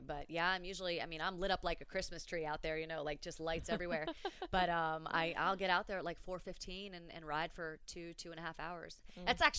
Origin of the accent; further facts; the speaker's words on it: Fort Lauderdale, Florida, United States; Growing up in Fort Lauderdale